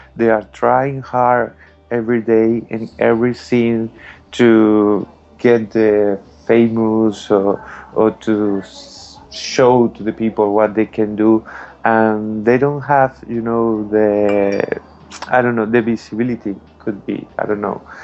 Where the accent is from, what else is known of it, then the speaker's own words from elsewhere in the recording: Margarita Island, Nueva Esparta, Venezuela; English is a second language; moved away as an adult; also born or lived in Caracas, Venezuela; now in Madrid, Spain; I was born in Caracas in Venezuela, but all my family is around the country. You know, I grew up in a little island in Margarita